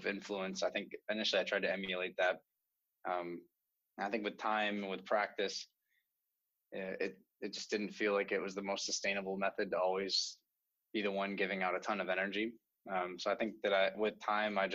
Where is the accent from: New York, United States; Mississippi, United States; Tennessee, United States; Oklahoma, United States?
New York, United States; moved away as an adult; now in California, United States; I grew up on the East Coast in New York